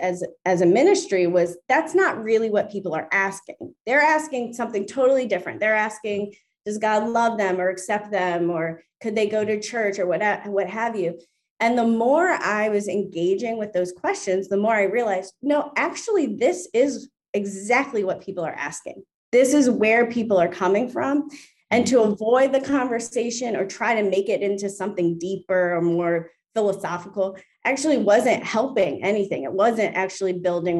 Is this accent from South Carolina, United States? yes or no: no; Baltimore, Maryland, United States; now in New York City, United States; I grew up in Baltimore, and that's where my family has been for over 30 years now